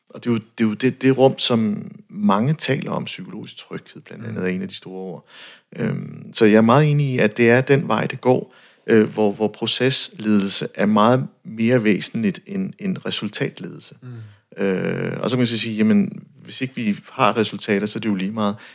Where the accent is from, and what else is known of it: North Jutland, North Denmark Region, Denmark